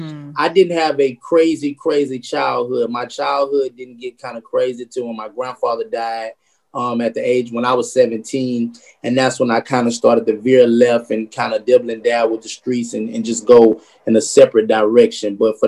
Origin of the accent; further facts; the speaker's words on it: Baton Rouge, Louisiana, United States; So I'm from Sherwood Forest. Okay. But I'm from not like the good part of Sherwood Forest. We call it Sherwood. From like the poverty side, I went to Bel Air High School.